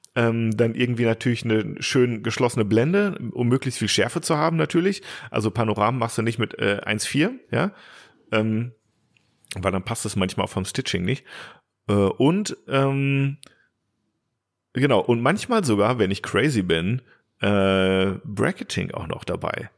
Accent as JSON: {"language": "German", "town": "Bielefeld", "region": "North Rhine-Westphalia", "country": "Germany", "said": "für mich als Bielefelder"}